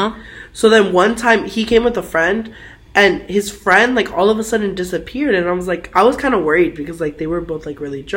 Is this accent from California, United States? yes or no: yes; San Fernando, California, United States; moved away as an adult; now in Fullerton, United States; I'm from San Fernando.